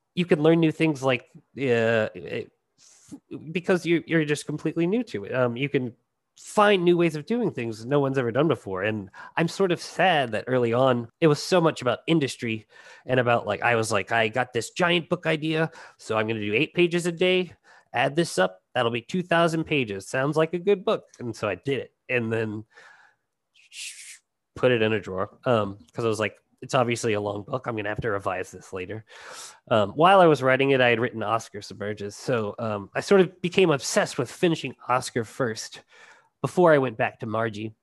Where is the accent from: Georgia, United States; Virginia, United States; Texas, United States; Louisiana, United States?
Louisiana, United States; Cajun